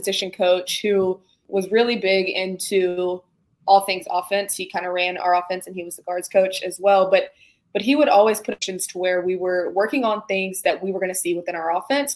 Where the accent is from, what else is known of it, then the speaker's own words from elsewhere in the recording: Birmingham, Alabama, United States; I'm from Birmingham, which is about 45 minutes away from Tuscaloosa